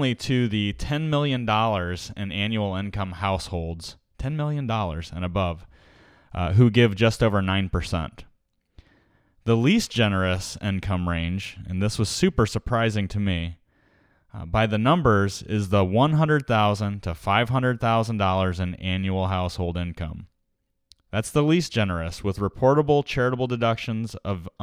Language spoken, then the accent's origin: English; United States